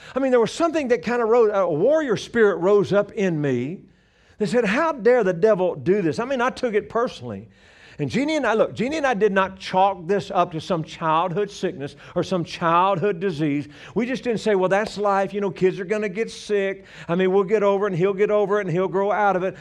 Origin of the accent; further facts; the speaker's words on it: Louisiana, United States; moved away as an adult; now in Colorado, United States; I'm from Louisiana originally. We've been living in Colorado for 35, well, no, 36 years